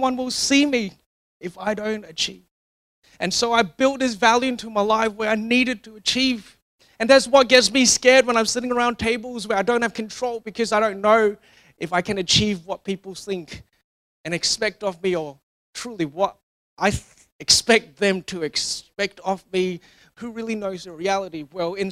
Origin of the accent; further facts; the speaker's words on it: Singapore; growing up in Singapore